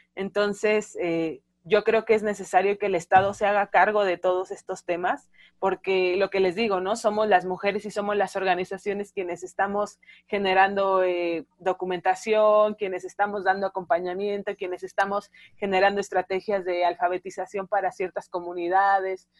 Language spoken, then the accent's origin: Spanish; Mexico City, Mexico; Yo soy de Ciudad de México, de Tláhuac, de las periferias